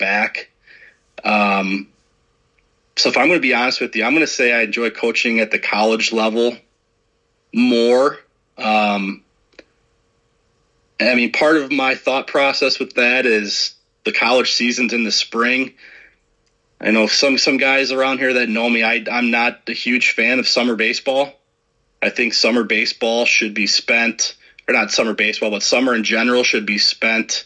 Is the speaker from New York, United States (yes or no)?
no; Chicago suburbs, Illinois, United States; now in Iowa, United States; growing up in the Chicago suburbs